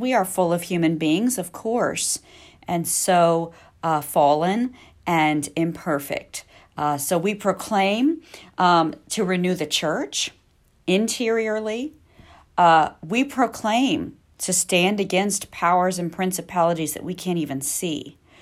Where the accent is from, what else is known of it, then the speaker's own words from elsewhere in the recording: Missouri, United States; I grew up in Missouri